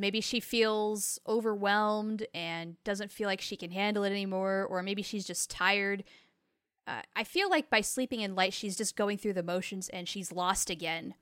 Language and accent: English; United States; as an American woman